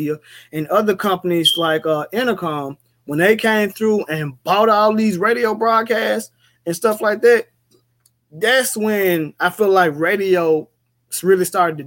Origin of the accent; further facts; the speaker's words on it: Memphis, Tennessee, United States; I'm from Memphis